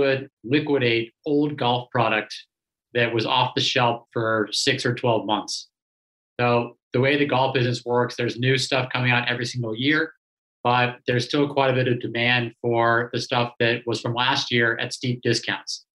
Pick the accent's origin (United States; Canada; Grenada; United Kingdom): United States; Los Angeles, California; being born and raised in Los Angeles